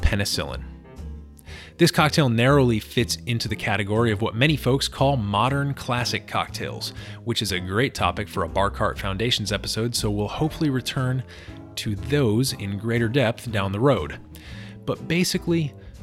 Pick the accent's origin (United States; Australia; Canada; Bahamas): United States; Washington, District of Columbia; here in Washington, D.C., my hometown